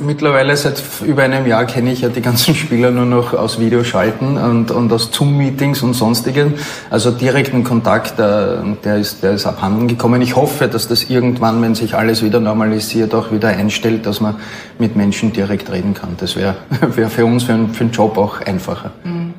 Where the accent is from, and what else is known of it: Austria